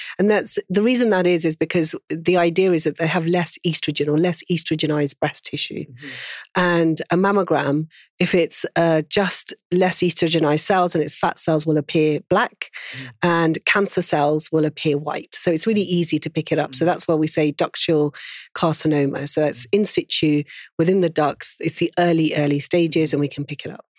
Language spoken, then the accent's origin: English; Pakistan; being Pakistani